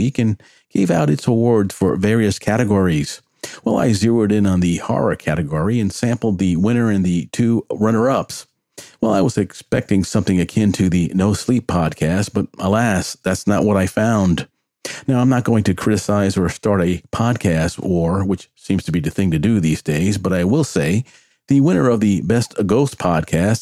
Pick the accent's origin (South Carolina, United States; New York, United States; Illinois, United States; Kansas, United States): New York, United States; New York City; I grew up in the Bronx, New York, and attended the Immaculate Conception Catholic Grade School